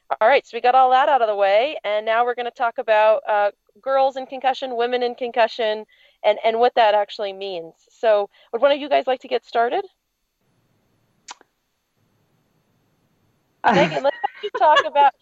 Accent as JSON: {"language": "English", "country": "United States", "said": "as an American"}